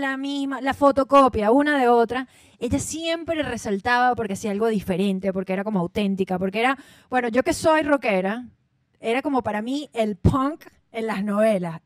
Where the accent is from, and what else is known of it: Venezuela